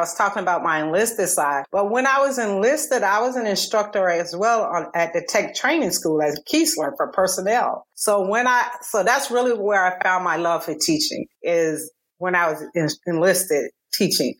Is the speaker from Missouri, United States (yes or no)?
no; Columbus, Georgia, United States; moved away as an adult; also born or lived in Alabama / South Carolina; I'm originally from Georgia. So I was an hour and a half away from family in Columbus